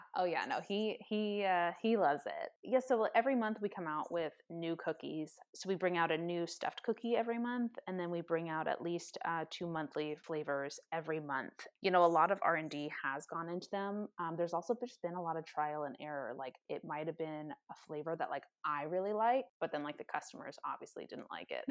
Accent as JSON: {"language": "English", "region": "California", "country": "United States", "also_born_or_lived": "San Diego, California", "moved": "yes", "lives_now": "Seattle, United States", "said": "I'm originally from California, and so it was kind of just moving back home"}